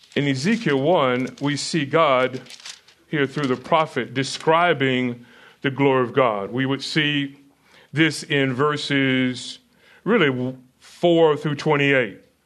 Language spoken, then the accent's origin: English; United States; I'm American